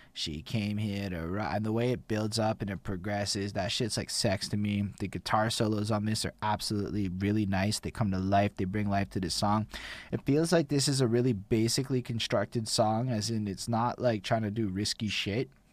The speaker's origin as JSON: {"language": "English", "country": "Canada"}